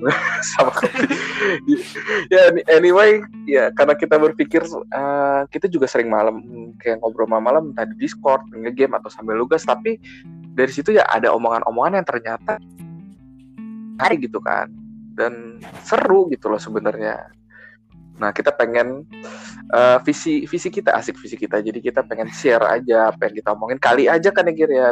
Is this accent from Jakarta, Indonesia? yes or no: yes; Jakarta, Indonesia; gua orang Jakarta, gua tinggal di daerah Jakarta Barat, Tomang tepatnya